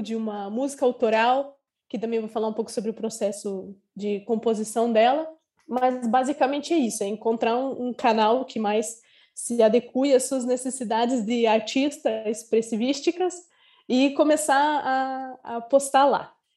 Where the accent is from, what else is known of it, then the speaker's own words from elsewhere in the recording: Curitiba, Paraná, Brazil; moved away as an adult; now in Porto Seguro, Brazil; eu sou de Curitiba, porém agora eu estou na Bahia, estou em Porto Seguro, porque eu sou viajante, sou nômade digital